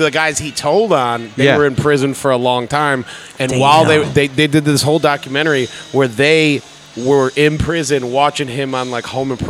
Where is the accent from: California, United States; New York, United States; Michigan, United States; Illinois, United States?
Michigan, United States; Detroit; now in Philadelphia, United States; I grew up in Detroit.